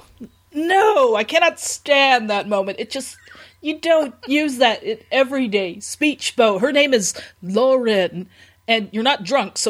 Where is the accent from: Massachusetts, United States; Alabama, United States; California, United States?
California, United States